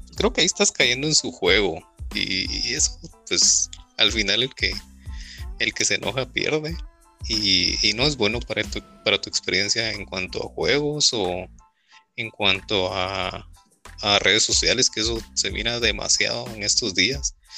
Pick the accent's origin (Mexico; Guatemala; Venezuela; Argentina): Guatemala; acá en Guatemala